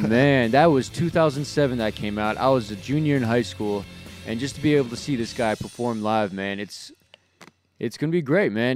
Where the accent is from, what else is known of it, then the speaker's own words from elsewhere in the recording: Southern California, United States; growing up in Southern California